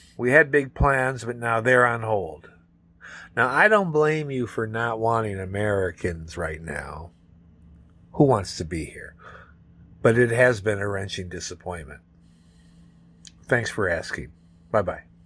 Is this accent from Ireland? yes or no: yes; Dublin, Leinster, Ireland; moved away as an adult; now in England; we're from Dublin, but we go down to Wexford in the summer